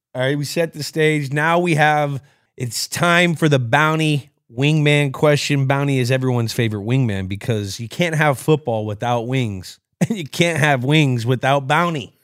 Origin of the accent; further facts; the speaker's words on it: California, United States; I grew up playing soccer in California